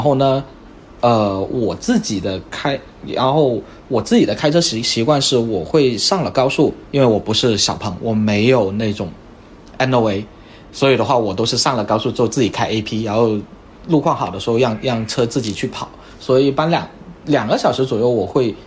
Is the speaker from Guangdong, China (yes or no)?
yes; Guangdong, China; moved away; 再回我广东老家